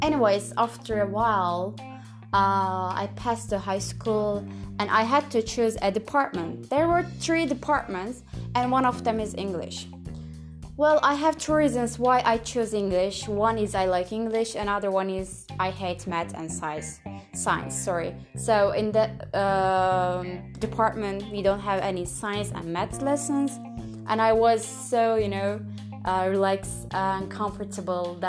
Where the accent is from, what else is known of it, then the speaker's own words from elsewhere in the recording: Turkey; English is a second language; I'm from Turkey, and I'm 19 years old